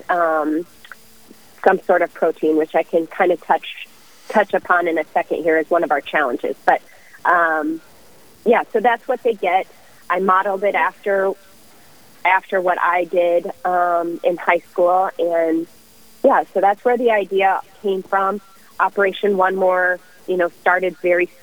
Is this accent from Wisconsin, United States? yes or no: no; Omaha, Nebraska, United States; now in Rochester, United States; I grew up in the Omaha area